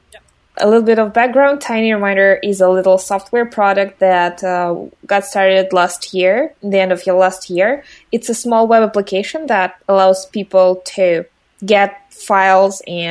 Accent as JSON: {"language": "English", "country": "Russia", "said": "I'm from Russia"}